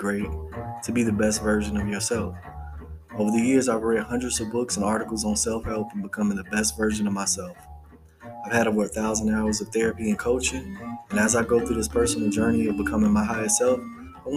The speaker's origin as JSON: {"language": "English", "town": "Maywood", "region": "Illinois", "country": "United States", "tie": "born or raised there", "said": "from Maywood, Illinois, my hometown"}